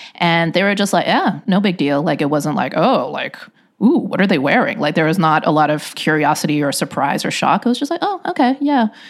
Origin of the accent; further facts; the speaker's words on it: Hong Kong; also born or lived in Shanghai, China; now in United States; When we went to Hong Kong, which, you know, as I mentioned, is my hometown